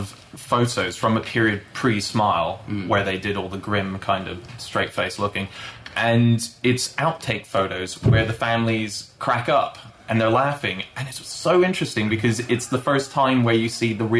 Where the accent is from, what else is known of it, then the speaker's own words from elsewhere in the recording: United States; just as an American and a baseball fan